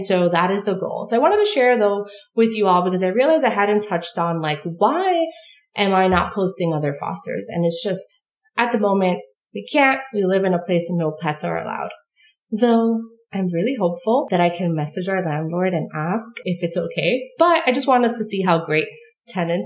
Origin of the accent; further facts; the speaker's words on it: New York City, New York, United States; now in upstate New York, United States; I'm born and raised in New York City.